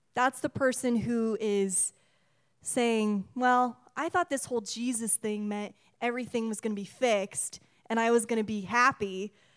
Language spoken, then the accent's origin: English; Washington, United States; We, we are from Washington. This is our state